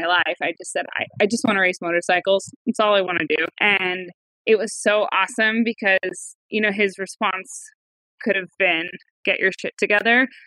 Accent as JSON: {"language": "English", "region": "Northern California", "country": "United States", "tie": "born or raised there", "said": "I grew up in Northern California with my parents and my four older brothers"}